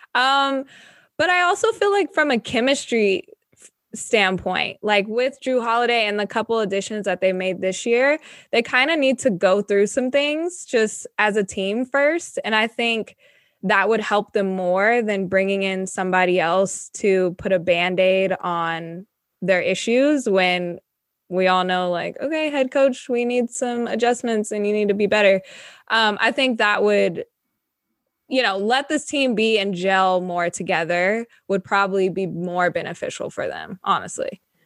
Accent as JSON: {"language": "English", "town": "Sacramento", "region": "California", "country": "United States", "said": "I'm from Sacramento. I'm in Sacramento right now"}